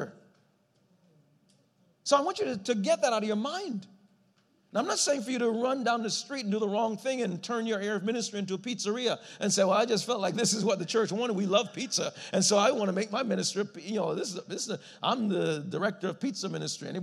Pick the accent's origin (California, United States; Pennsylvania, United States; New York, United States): New York, United States; New York City; I grew up in New York City